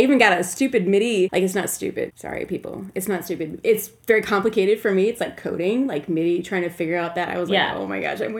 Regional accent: Minnesota, United States; moved away as an adult; also born or lived in San Francisco; In Minneapolis, that was my last home, because I grew up in Minnesota

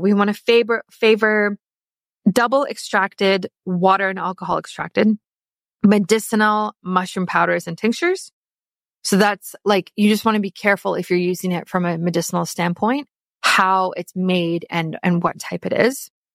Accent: South Africa; now in Canada; I am South African

